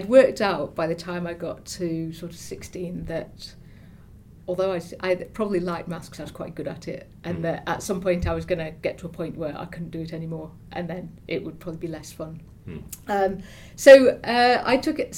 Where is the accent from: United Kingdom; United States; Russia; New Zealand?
United Kingdom; Stoke-on-Trent, West Midlands; I come from Stoke-on-Trent